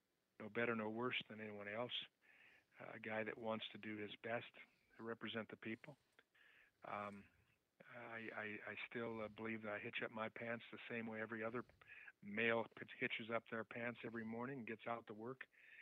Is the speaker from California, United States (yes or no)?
no; Chicago, Illinois, United States; Well, growing up in the South Side, inner city type life, spending most of my time in and around Chicago, my education for the most part in and around Chicago.